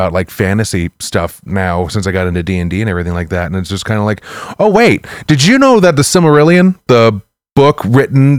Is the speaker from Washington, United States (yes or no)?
no; St. Louis, Missouri, United States; I'm from Lewis, Missouri